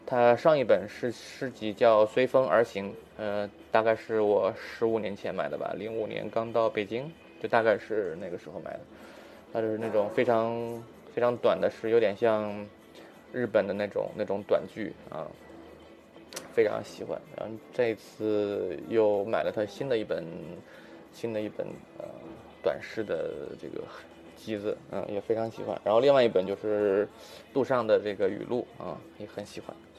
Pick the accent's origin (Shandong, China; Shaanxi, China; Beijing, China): Shandong, China; Yimeng Mountains; now in Singapore; 我从小是在 就是一门山区，就是山东，呃，就是移民山区，这革命老区长大的